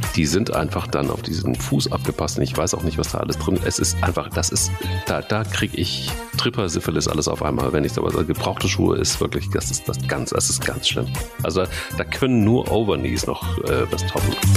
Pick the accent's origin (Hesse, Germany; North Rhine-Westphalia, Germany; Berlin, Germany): Hesse, Germany; Dillenburg; bin ich denn irgendwie in Dillenburg aufgewachsen, im Westerwald